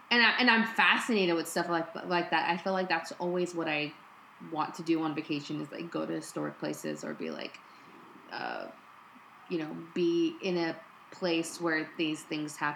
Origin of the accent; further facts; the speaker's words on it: United States; So even though I'm Mexican American, mm. I cannot